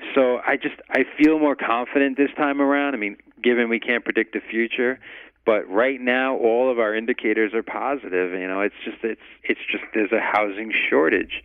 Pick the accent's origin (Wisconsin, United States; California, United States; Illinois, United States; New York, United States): New York, United States; now in Las Vegas, United States; I'm originally a New Yorker